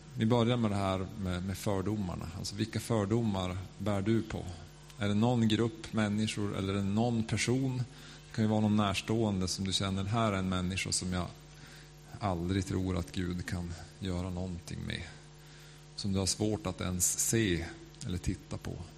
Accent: Norrland, Sweden; accent: Norrland; now in Stockholm, Sweden; jag är liksom norrlänning

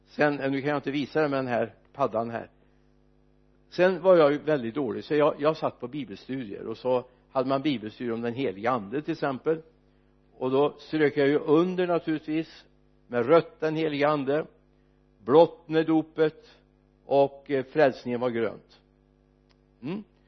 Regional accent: Mariestad, Västra Götaland, Sweden; när vi kompisgänget var ute och fikade på Olssons café bland annat hemma i Mariestad

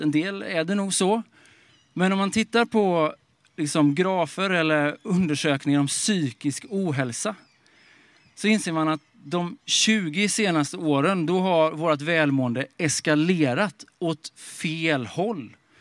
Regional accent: Småland, Sweden; moved away as an adult; also born or lived in Stockholm; now in Sollentuna, Sweden; Jag kommer från Småland, eh, uppväxt i skogen på en bondgård

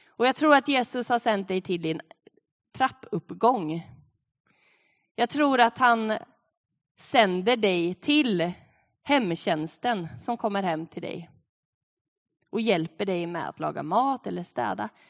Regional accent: Sweden; som svenskar levande här på tvåtusentalet

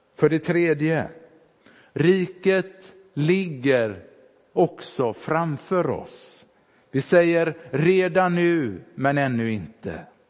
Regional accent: Sävedalen, Västra Götaland, Sweden; moved away; När bedjarna där hemma i Sävedalen ställde sig upp och bad i bänkarna

